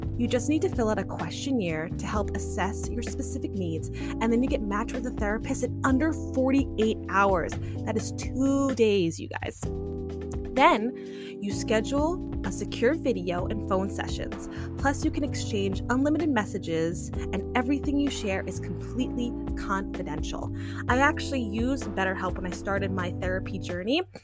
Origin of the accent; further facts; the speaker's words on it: Long Island, New York, United States; moved away; I grew up and born and raised on Long Island